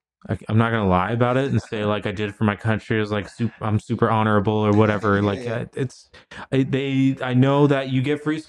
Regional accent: United States; growing up in like Western culture and like as an American

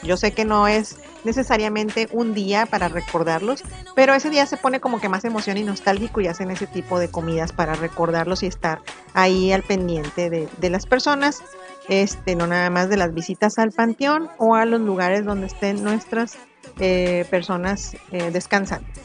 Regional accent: Mexico

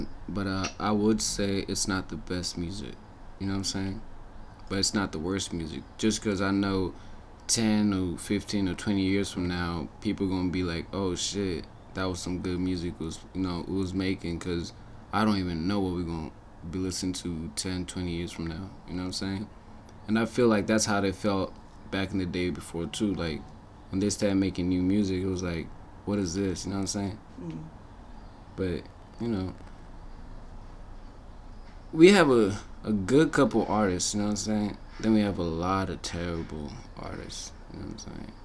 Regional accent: Kenya; I'm from Kenya

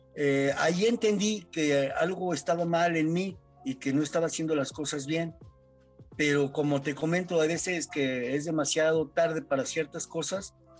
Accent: San Luis Potosí, Mexico; vivo en San Luis Potosí, nací en San Luis Potosí

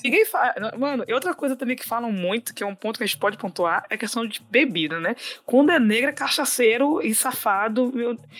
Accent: Bahia, Brazil; eu sou baiana

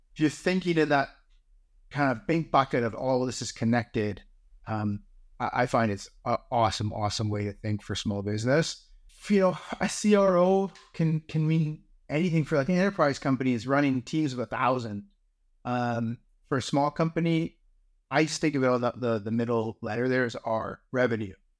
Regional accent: Canada; being Canadian

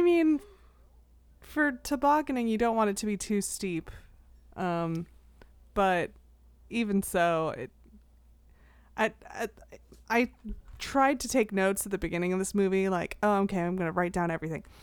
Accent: United States; as an American

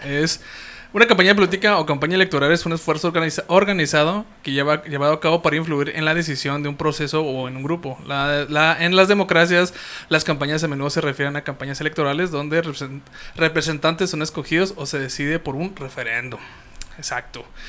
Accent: Hidalgo del Parral, Chihuahua, Mexico; yo soy de Parral, Chihuahua.

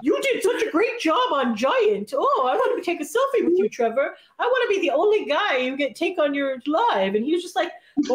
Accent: Canada; we're from Canada.

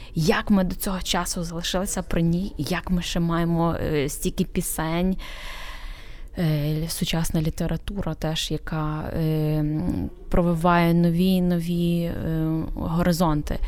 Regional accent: Ukraine; now in Poland; хоч я живу в Польщі, додому я повертаюся в Україну. Це є місце, куди я повертаюся додому.

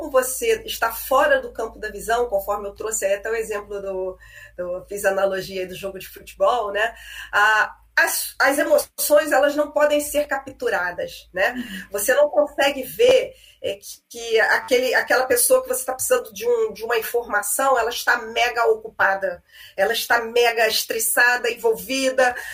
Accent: Rio de Janeiro, Brazil; aqui no Maracanã, Canã, né, que eu sou carioca

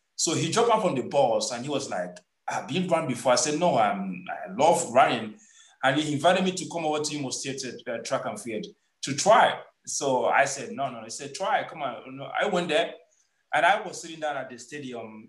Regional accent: Nkwelesinaka, Anambra, Nigeria; moved away as an adult; also born or lived in Imo State, Nigeria; now in Portugal; I'm from Anambra, from Nkwelesinaka. So uh, my father was a policeman. Uh, we we we live in Imo State

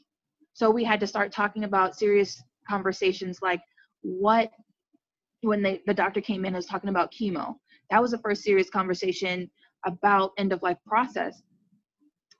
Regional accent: Central Florida, United States; born and raised in Central Florida

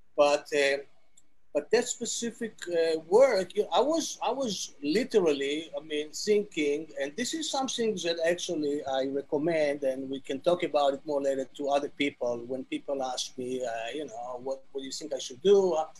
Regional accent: Tel Aviv, Tel Aviv District, Israel; English is a second language; moved away as an adult; also born or lived in Jerusalem; born in Israel, in Tel Aviv

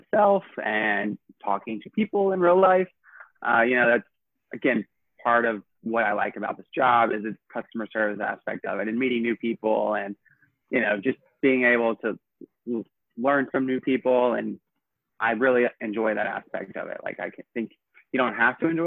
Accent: Knoxville, Tennessee, United States; moved away as an adult; now in New York, United States; My favorite part of growing up in Tennessee was definitely just playing outside. And my family had like 89 acres and the rural part of Knoxville.

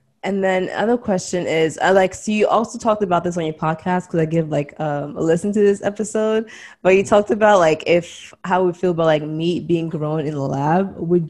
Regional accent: DR Congo; born there; it's like where I grew up and like where I was born, everything, I was born in Congo, right? So back in the homeland.

